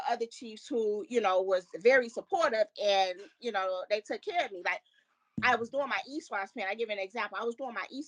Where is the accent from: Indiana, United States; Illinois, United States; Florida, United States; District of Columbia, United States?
Illinois, United States; Chicago; moved away; I'm from Chicago.